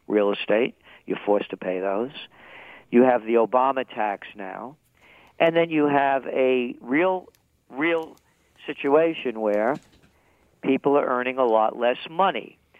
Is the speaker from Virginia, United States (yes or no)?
no; New York, United States; accent: New York; I'm a New Yorker, in case you couldn't tell by the accent